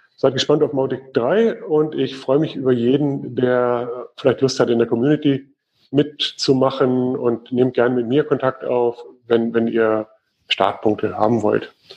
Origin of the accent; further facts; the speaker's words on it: Germany; Bei uns in Deutschland